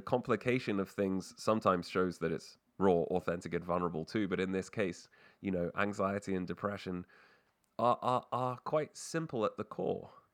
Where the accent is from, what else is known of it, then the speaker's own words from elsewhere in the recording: England, United Kingdom; also born or lived in Canada; I was born in Canada, but I grew up in England